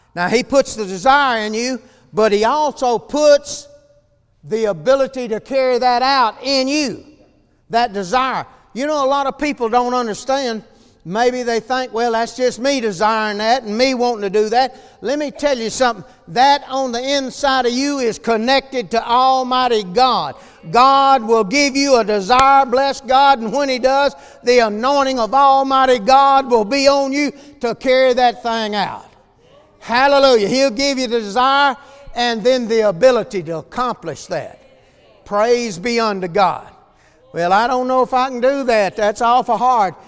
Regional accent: El Dorado, Arkansas, United States; I grew up here in El Dorado

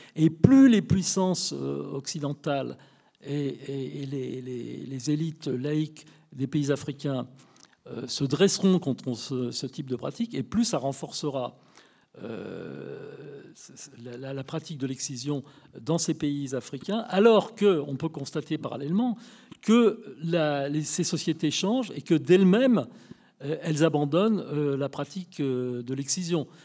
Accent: France; je suis de nationalité française, je suis né en France, mais je suis issu d'une famille française depuis des lustres

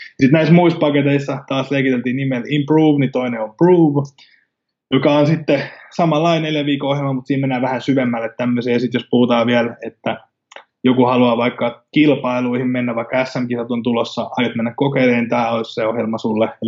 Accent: Finland; first language Finnish; Eli totta kai suomi on mulle suomi on mun äidinkieli ja se on kaikista helpoin, mutta sen lisäksi mä tuun tekemään englanniksi ja sitten myöskin espanjaksi täällä, missä, missä me asutaan.

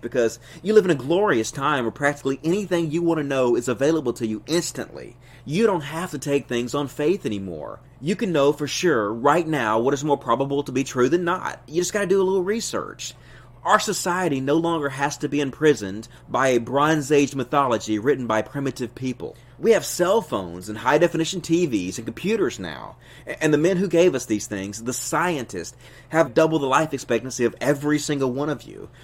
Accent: Arkansas, United States; accent: southern; also born or lived in Mississippi

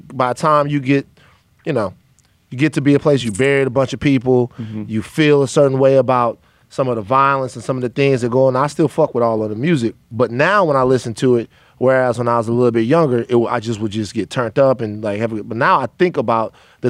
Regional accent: the South, United States; Megan, I'm from the South.

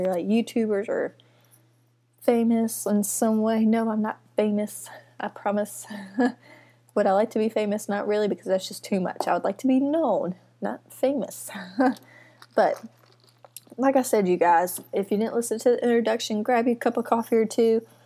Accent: Mississippi, United States; I'm from Mississippi, have been here my whole life.

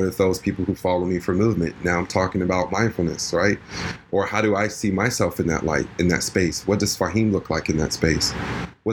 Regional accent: New York, United States; I'm a New Yorker

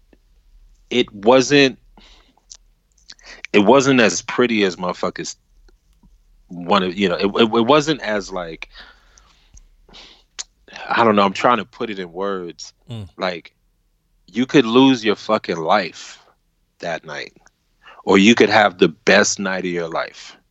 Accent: New York City, New York, United States; born or raised there; also born or lived in Brooklyn

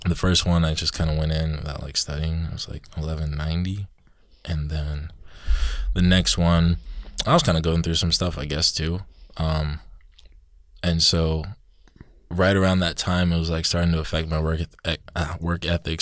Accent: Georgia, United States; moved away as an adult; coming up here from Georgia. You know, down south, sweet tea, southern

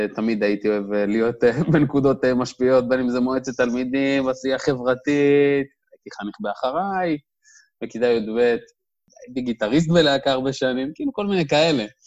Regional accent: Dimona, Southern District, Israel; moved away as an adult; now in Tel Aviv, Israel; במקור אני מדימונה. אה, גדלתי, חונכתי שם

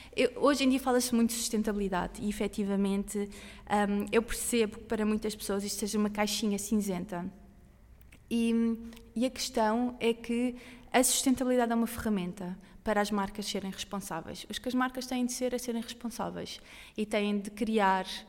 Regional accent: Sintra, Lisbon, Portugal; é um lugar bonito. Eu, eu, eu, sou de Sintra

